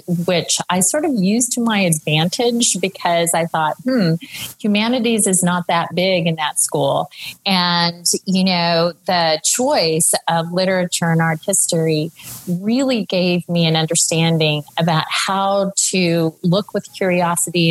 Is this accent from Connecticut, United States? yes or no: no; Tulsa, Oklahoma, United States; moved away as an adult; also born or lived in Michigan / New York; I'm from Tulsa, Oklahoma, and was sooner born and sooner bred until I became a Wolverine.